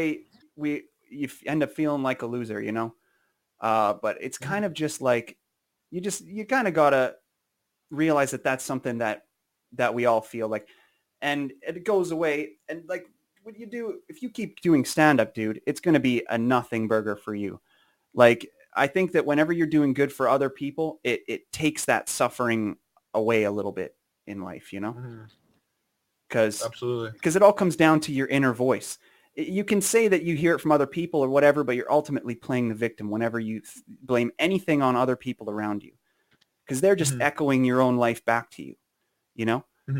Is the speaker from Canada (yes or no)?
yes; Saskatoon, Saskatchewan, Canada; also born or lived in Warman; Saskatoon. I'm from Saskatoon.